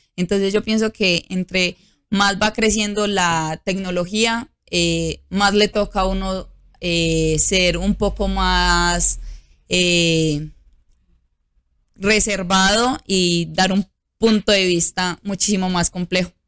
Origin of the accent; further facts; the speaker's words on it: Antioquia, Colombia; mi pueblo